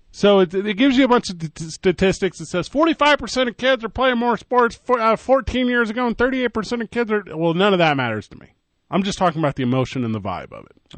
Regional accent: Midwest, United States; now in Albuquerque, United States; We're from the Midwest.

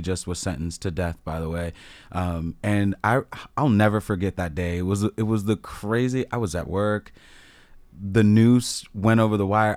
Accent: Annapolis, Maryland, United States; moved away; I grew up around the Annapolis area

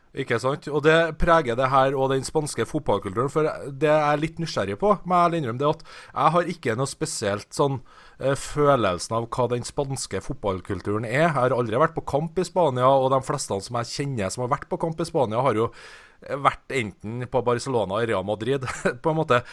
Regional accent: Trondheim, Trøndelag, Norway; jeg er jo fra Trondheim

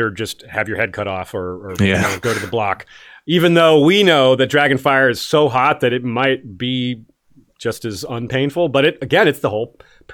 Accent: Tallahassee, Florida, United States; Tallahassee shout out. Always love those. My hometown

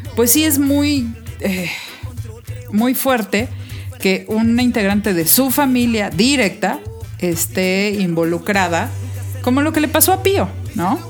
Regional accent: Mexico; a mí me gusta ser mexicana, me gusta mi país

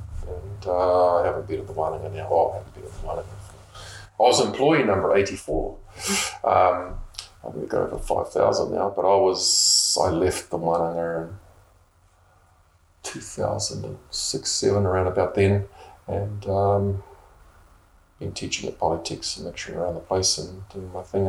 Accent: Hamilton, Waikato, New Zealand; also born or lived in Melbourne, Australia; now in Bay of Plenty, New Zealand; Born and raised in the Waikato, and whakapapa to Manipoto, Tainui, and Te Aroha through Ngāti Pikea, Lake Rotuiti. So got eyes, like all the … whakapapa back

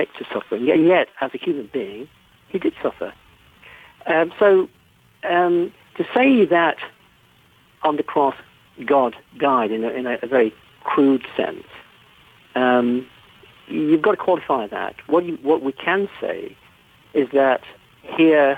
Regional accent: England, United Kingdom; You can tell I'm English

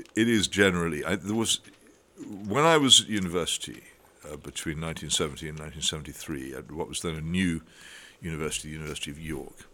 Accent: United Kingdom; we are a terribly class-ridden country

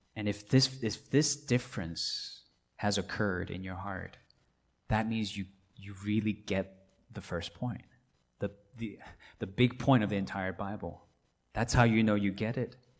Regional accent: Hong Kong; now in Atlanta, United States; I grew up in Hong Kong

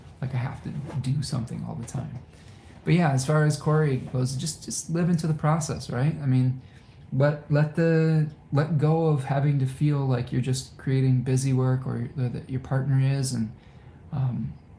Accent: Ypsilanti, Michigan, United States; my hometown of Ypsilanti

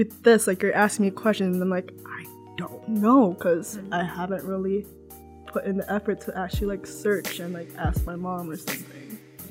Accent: Toronto, Ontario, Canada; also born or lived in London, Ontario; I don't even realize that I'm Filipino. Like, and also, I mean, I grew up in Scarborough.

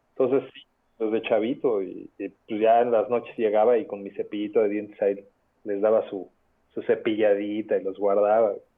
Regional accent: Mexico; Soy pues, un mexicano

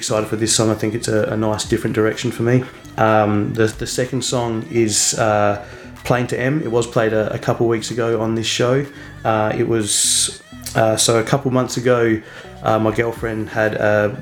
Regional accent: Adelaide, South Australia, Australia; moved away as an adult; now in Byron Bay, Australia; Originally from Adelaide, and then moved up to Byron about 7 years ago now

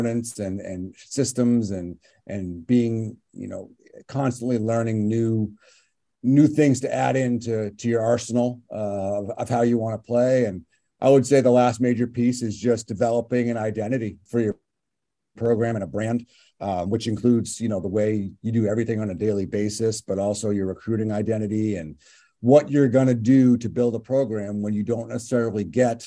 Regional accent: Westborough, Massachusetts, United States; I'm from Westboro. My family's in this area. I grew up here, grew up playing, you know, youth hockey in this rink

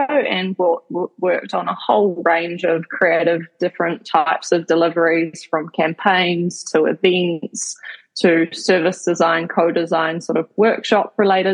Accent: Kaitaia, Northland, New Zealand; I grew up in Kaitaia, which is in the top of the North Island in a small place called Nataki.

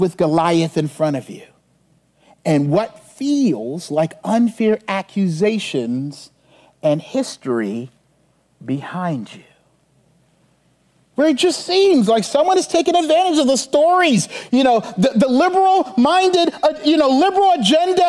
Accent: Charleston, South Carolina, United States; my hometown in Charleston

